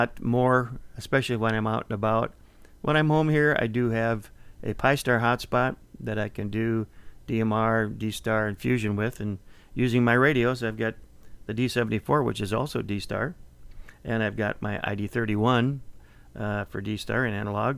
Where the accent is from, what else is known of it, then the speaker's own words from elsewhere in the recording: Minnesota, United States; moved away; my home state of Minnesota